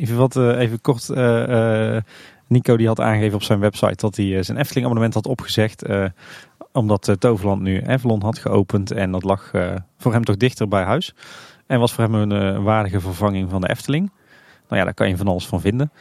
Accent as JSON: {"language": "Dutch", "town": "Tilburg", "region": "North Brabant", "country": "Netherlands", "tie": "born or raised there", "said": "ik ben Tilburger van, van geboorte"}